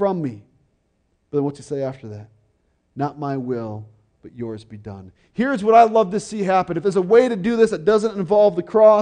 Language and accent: English; Fargo, North Dakota, United States; I was born in Fargo, North Dakota